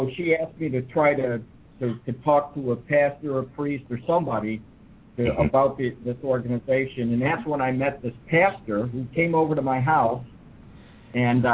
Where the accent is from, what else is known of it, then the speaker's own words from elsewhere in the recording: New York, United States; moved away as an adult; also born or lived in California; I was raised in New York